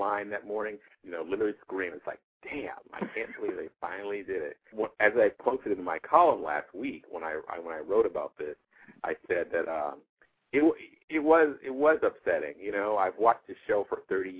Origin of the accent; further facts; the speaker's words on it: Peoria, Illinois, United States; moved away as an adult; also born or lived in Massachusetts; now in Washington, D.C., United States; I was born in Peoria, Illinois, which is a mid-sized small town of 100,000 people. I lived there for, I don't know, the first 29 years of my life